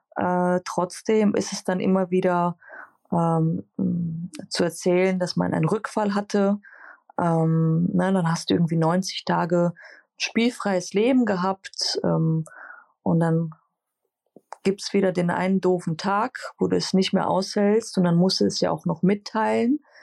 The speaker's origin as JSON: {"language": "German", "country": "Greece", "said": "als Griechin"}